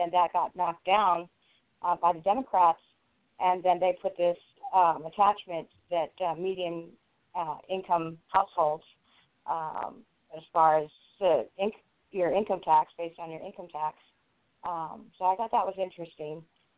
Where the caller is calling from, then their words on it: Southern California, United States; I'm calling from Southern California.